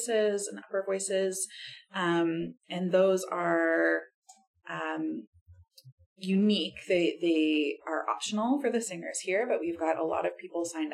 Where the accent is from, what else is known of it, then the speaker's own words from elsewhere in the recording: Halifax, Nova Scotia, Canada; now in Ottawa, Canada; here in Halifax and as my hometown